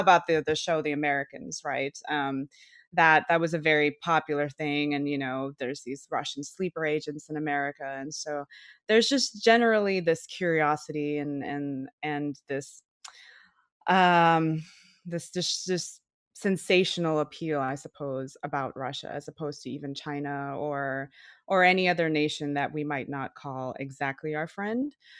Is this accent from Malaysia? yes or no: yes; Malaysia; now in Austin, United States; I live in Austin, Texas. I'm not from here actually. I'm from Malaysia